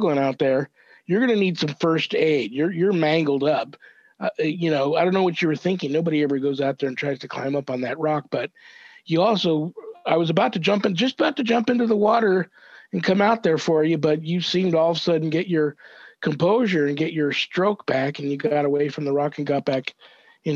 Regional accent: Los Angeles, California, United States; I'm 10 years old, growing up in Southern California, San Fernando Valley

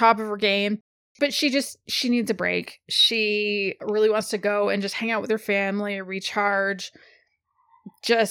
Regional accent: Canada; I'm Canadian

